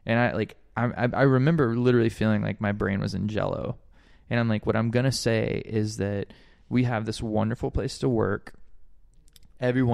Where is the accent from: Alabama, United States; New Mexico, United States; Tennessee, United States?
Alabama, United States; moved away as an adult; now in Hawaii, United States; I grew up in Alabama